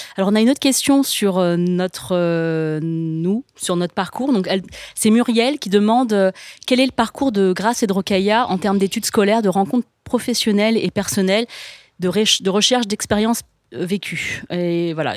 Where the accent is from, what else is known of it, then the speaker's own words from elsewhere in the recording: France; je suis née, j'ai grandi en France